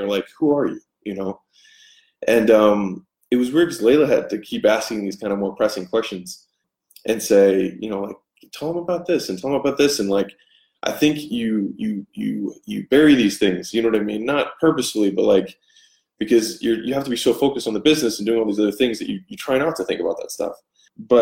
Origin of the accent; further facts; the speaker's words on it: Baltimore, Maryland, United States; moved away as an adult; also born or lived in Inland Empire, California; I'm from Baltimore